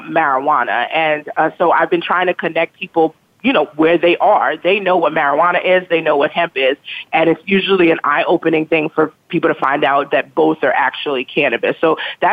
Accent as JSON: {"language": "English", "town": "New York City", "region": "New York", "country": "United States", "tie": "born or raised there", "said": "growing up in East New York, Brooklyn"}